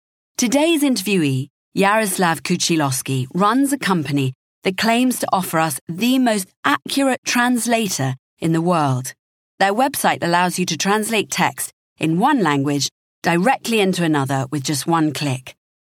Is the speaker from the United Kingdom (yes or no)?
yes; London, United Kingdom; now in Japan; As a Londoner living in Japan, I try every week to progress my rudimentary Japanese.